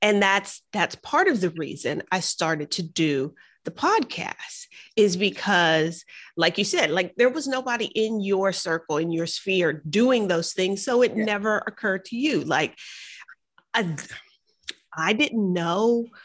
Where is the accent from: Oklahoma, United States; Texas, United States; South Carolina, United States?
Texas, United States; Houston; I grew up in the South Park side of Houston